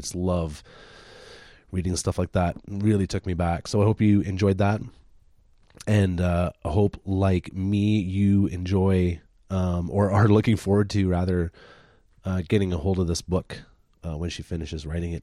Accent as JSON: {"language": "English", "town": "Deep River", "region": "Ontario", "country": "Canada", "tie": "born or raised there", "moved": "yes", "said": "my hometown, little tiny Deep River, Ontario, where I grew up"}